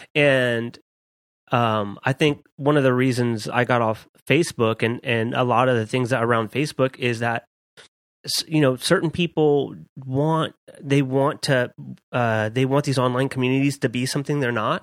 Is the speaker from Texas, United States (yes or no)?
yes; Dallas, Texas, United States; also born or lived in Southwest Louisiana; I moved to Dallas when I was eleven